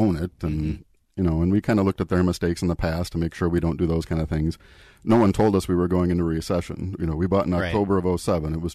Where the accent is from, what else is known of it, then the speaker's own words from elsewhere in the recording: Eden Prairie, Minnesota, United States; I grew up in the Minneapolis area. Eden Prairie was my hometown.